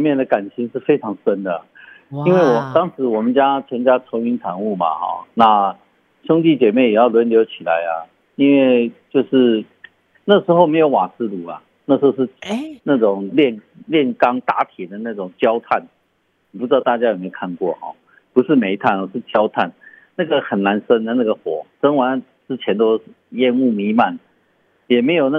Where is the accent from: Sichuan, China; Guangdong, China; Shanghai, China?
Sichuan, China; now in Taitung, Taiwan; 我们四川人叫做熟油辣椒，就是辣椒粉，然后加上花椒粉等等